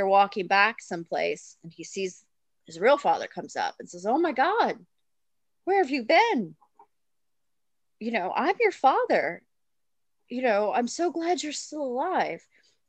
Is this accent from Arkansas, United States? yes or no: yes; Arkansas, United States; I grew up in Arkansas, so that area.